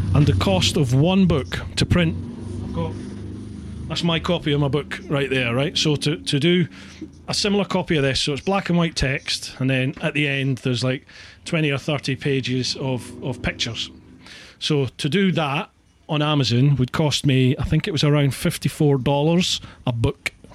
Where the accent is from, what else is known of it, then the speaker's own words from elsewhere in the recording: Scotland, United Kingdom; moved away; also born or lived in Peckham, London; being Scottish we roll our r's